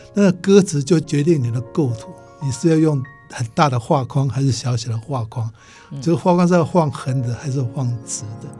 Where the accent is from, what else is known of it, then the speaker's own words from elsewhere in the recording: Taiwan; moved away; 我回台湾以后的